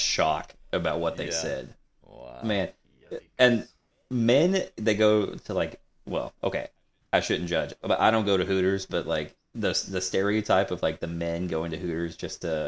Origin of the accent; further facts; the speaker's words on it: Southeast Missouri, United States; we're from Southeast Missouri.